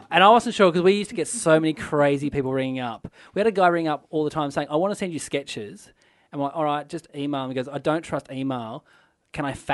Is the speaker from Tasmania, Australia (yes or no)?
yes; Tasmania, Australia; we're from Tassie